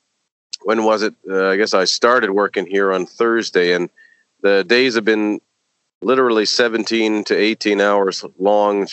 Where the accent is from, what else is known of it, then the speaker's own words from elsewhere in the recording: Toronto, Ontario, Canada; moved away; my hometown of Toronto.